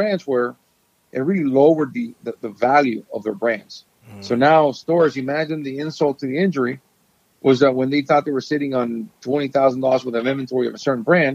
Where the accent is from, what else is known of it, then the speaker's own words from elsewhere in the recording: Honduras; I was born in Honduras